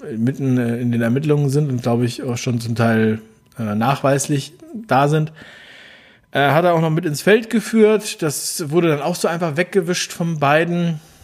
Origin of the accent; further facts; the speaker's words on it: Berlin, Germany; ich bin ein Berliner, wie ihr wisst. Ein Ostberliner